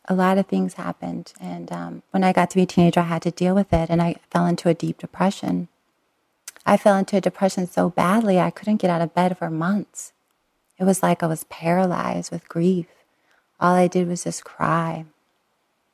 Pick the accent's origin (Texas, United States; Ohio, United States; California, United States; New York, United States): California, United States; Long Beach; We lived in Southern California, and I was born in Long Beach, but we lived on the East Long Beach-Compton border.